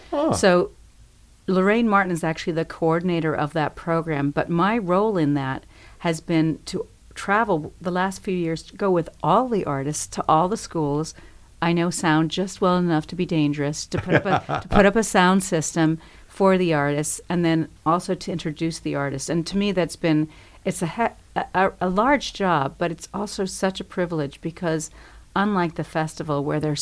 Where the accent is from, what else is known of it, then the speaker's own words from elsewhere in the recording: Paraguay; now in Bloomington, United States; I was born in Paraguay, South America.